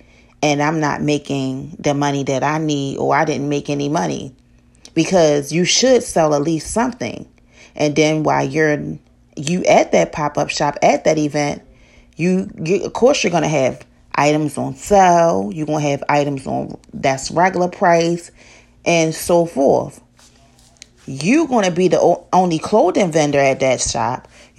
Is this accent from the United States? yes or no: yes; Baltimore, Maryland, United States; I'm from Baltimore